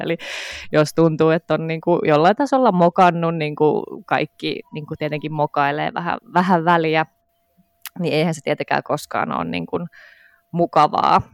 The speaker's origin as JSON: {"language": "Finnish", "town": "Helsinki", "region": "Uusimaa", "country": "Finland", "said": "mä oon Helsingistä"}